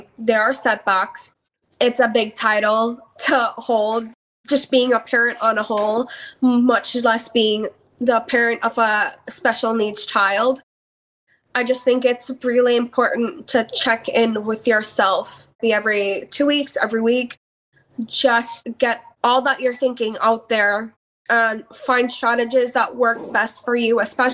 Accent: Belize; moved away; I'm from Belize where mental health has just started to become a stigma

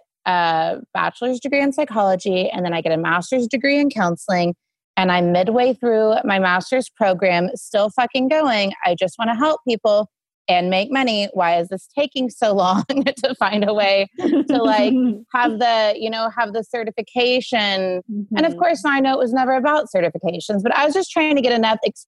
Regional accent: Sand Springs, Oklahoma, United States; moved away; I'm from Sand Springs, Oklahoma. I shouldn't say the middle of nowhere, but far different from where I live today.

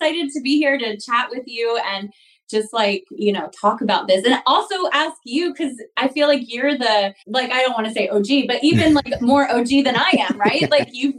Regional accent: North Carolina, United States; moved away; also born or lived in Las Vegas; growing up in North Carolina, I didn't really know how to get into television

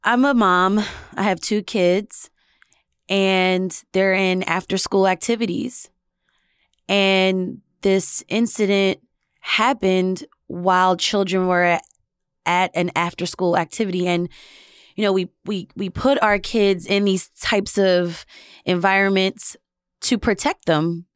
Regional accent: Philadelphia, Pennsylvania, United States; As a Philadelphian

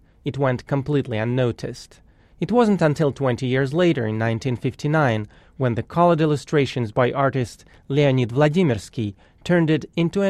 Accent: Moscow, Russia; moved away; As a kid growing up in Moscow in the 70s, I knew nothing about Frank Baum or Judy Garland or Kansas.

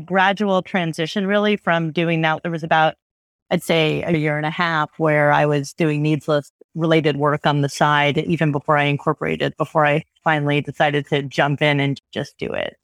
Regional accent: suburb of New York, United States; I grew up in a pretty homogeneous suburb of New York

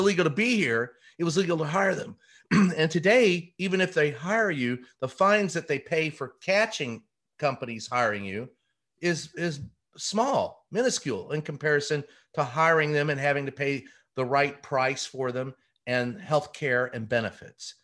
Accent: Louisville, Kentucky, United States; us growing up in Louisville, Kentucky.

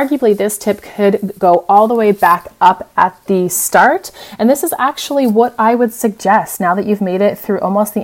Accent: United States; moved away as an adult; now in Europe; as the American

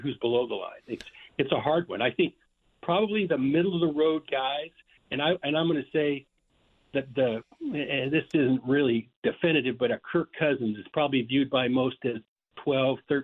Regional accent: Idaho, United States; moved away; also born or lived in Washington / Oregon; I'm born and raised in Idaho and lived in Washington, Oregon

